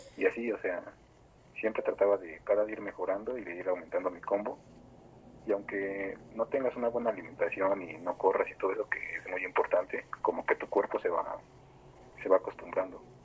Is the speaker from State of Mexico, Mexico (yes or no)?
yes; State of Mexico, Mexico; soy este, un freestyler del Estado de México